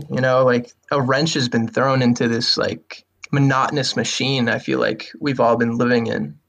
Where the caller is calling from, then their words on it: Worcester, Massachusetts, United States; Worcester, Massachusetts.